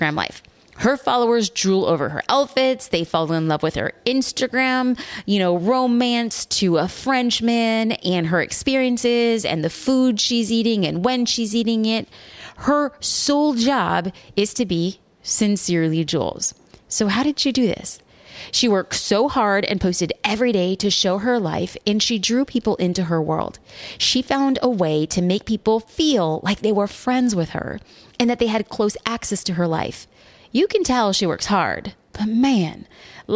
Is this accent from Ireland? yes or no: no; Newport Beach, California, United States; my hometown of Newport Beach, California